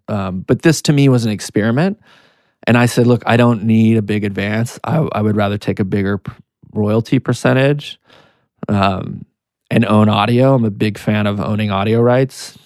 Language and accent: English; Canada; also born or lived in United States; now in New York, United States; I'm Canadian American. I born in Canada, came to the U S